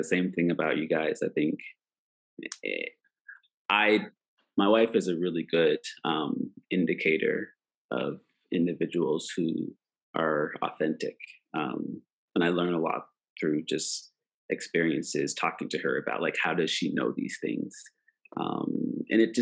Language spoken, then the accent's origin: English; Preston, Nova Scotia, Canada; a black kid growing up in Preston, Nova Scotia, Canada